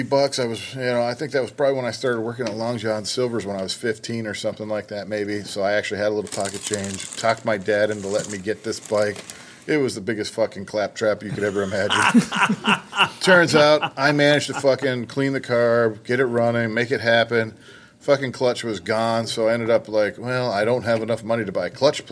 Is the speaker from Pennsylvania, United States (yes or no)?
yes; Pennsylvania, United States; I grew up in Pennsylvania